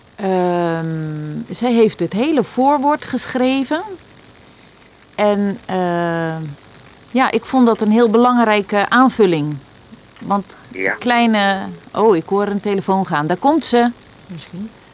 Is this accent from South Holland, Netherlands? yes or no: yes; Rijnsburg, South Holland, Netherlands; now in Valkenburg, Netherlands; ik kom uit Rijnsburg en nu woon ik in Valkenburg